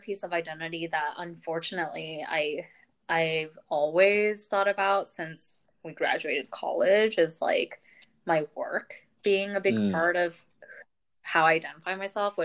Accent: Irvine, California, United States; moved away as an adult; also born or lived in New York; I referred to Irvine as my hometown

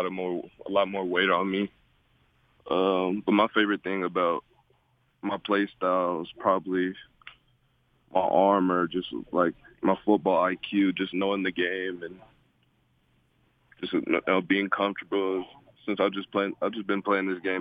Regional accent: San Clemente, California, United States; moved away as an adult; now in Provo, United States; I'm from San Clemente, California.

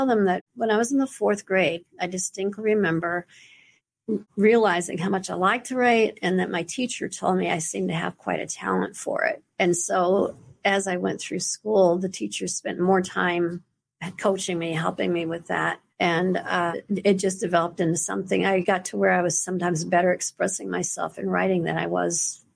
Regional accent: Alvin, Texas, United States; also born or lived in Friendswood, Texas; Born and raised in Alvin, Texas

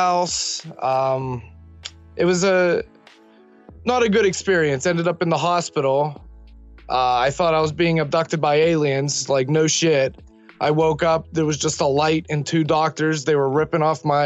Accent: Millville, United States; my hometown of Millville

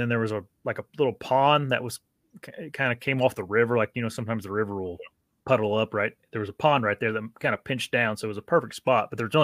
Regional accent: Indiana, United States; my Indiana buck I shot wasn't. I mean, that's my home state

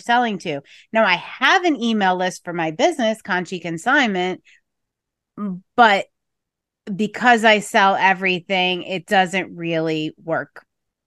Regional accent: Scranton, Pennsylvania, United States; I grew up and live in Scranton, Pennsylvania

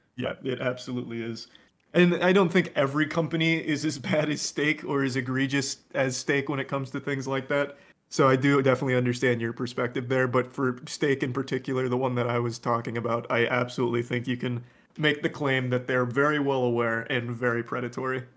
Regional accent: Florida, United States; moved away; I grew up in Florida

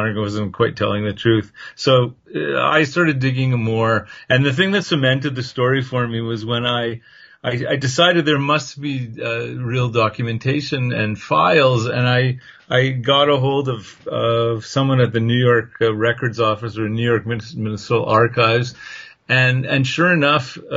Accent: Canada; I'm from Canada

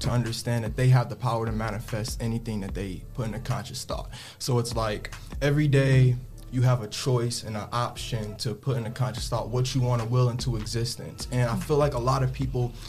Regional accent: Toledo, Ohio, United States; also born or lived in Detroit, Michigan; I'm originally from Detroit, Michigan, but I moved out in Toledo when I was real young, my formative years, you know, 4 or 5 years old, and I've been out here ever

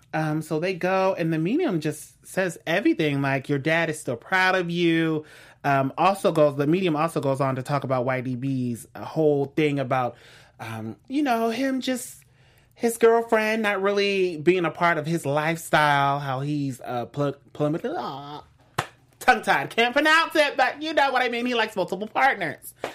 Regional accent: West Coast, United States; I'm from the West

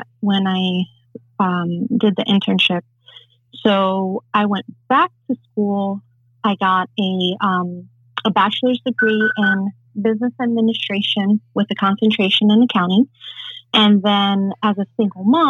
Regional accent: New York City, New York, United States; also born or lived in Santurce, Puerto Rico; I was raised in New York City in the Bronx

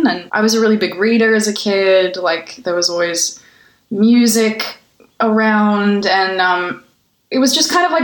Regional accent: Canberra, Australian Capital Territory, Australia; born or raised there; now in Los Angeles, United States

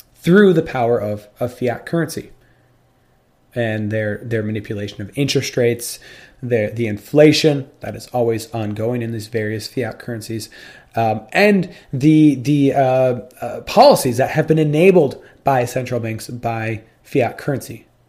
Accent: United States; I'm American and not British

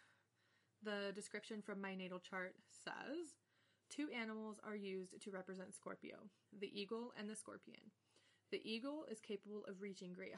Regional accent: Bakersfield, California, United States; I was born on November 8th, 1991 at 6:50 p.m. Pacific Standard Time in Bakersfield, California

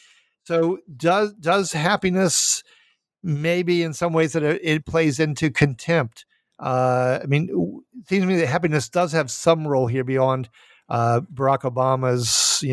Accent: Minnesota, United States; I am from Minnesota

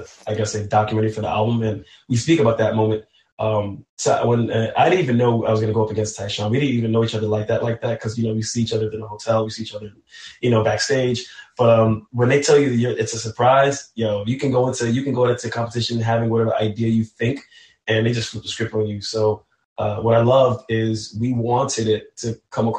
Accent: New York City, New York, United States; though I'm from New York City, I'm born of Haitian descent

